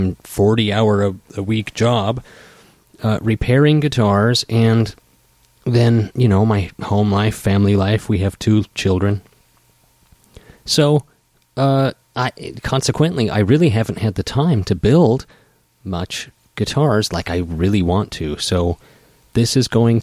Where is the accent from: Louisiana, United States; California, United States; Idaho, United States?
Idaho, United States; moved away as an adult; now in Seattle, United States; we're both from Idaho. We're going to move back.